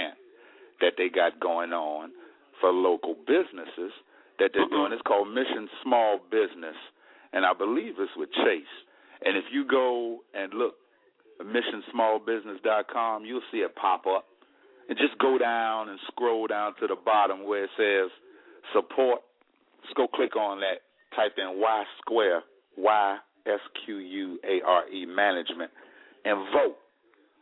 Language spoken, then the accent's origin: English; Charlotte, North Carolina, United States; I'm from Charlotte